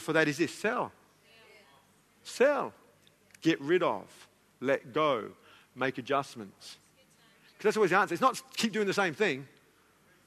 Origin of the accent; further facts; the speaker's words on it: Elizabeth, South Australia, Australia; I was born in Elizabeth.